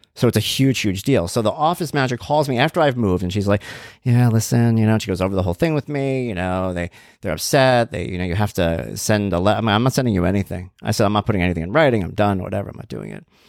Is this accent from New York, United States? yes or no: yes; Long Island, New York, United States; I'm from Long Island